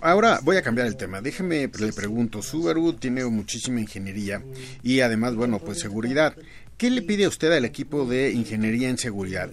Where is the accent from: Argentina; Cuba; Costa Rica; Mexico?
Mexico; para nosotros, los clientes mexicanos